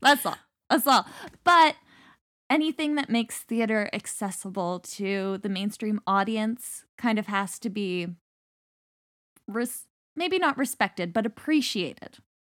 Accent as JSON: {"language": "English", "country": "Canada", "said": "Being Canadian"}